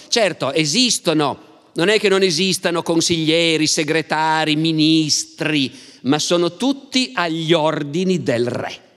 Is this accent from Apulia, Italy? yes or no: no; Turin, Piedmont, Italy; siamo torinesi